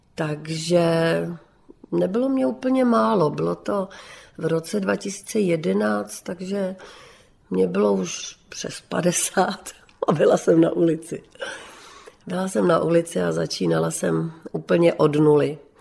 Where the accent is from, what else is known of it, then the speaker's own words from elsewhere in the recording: Bohemia, Czechia; tady u nás v Čechách